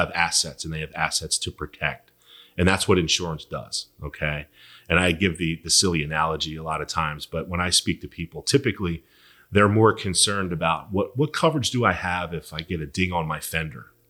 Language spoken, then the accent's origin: English; Philadelphia, Pennsylvania, United States; born and raised in Philly